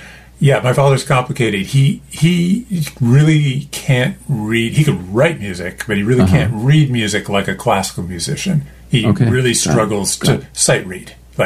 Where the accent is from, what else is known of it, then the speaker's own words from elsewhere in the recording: Wilton, Connecticut, United States; Connecticut, Wilton, Connecticut. It's pretty small.